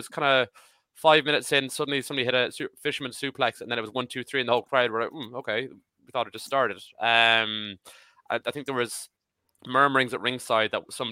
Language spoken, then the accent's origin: English; Ireland; as an Irish person